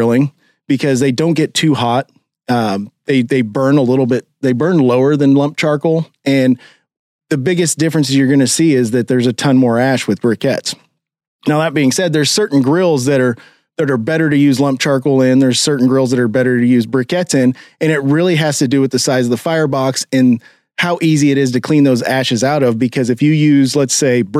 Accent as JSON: {"language": "English", "town": "Kansas City", "country": "United States", "tie": "born or raised there", "said": "growing up in Kansas City"}